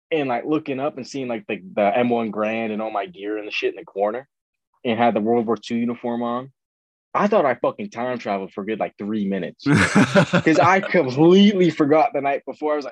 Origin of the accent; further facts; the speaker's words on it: Ireland; We're singing, we're both Irish, we're both singing like Irish folk songs.